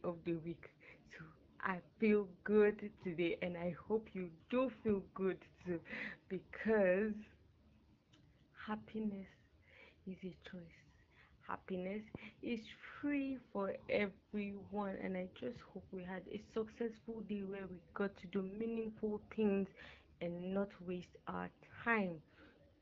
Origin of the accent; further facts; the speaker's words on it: Nigeria; When I was in GSS3, as a Nigerian, we have what we call the junior secondary school